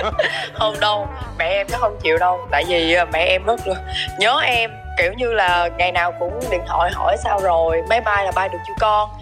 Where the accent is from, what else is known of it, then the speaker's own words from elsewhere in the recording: Mekong Delta, Vietnam; moved away; ở miền Tây quê